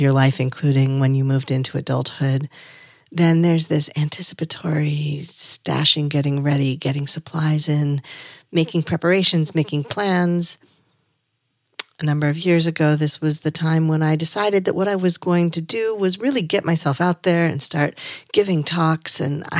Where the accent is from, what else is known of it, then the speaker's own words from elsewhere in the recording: New England, United States; I grew up in Southern New England, where August is absolutely the beginning of harvest season.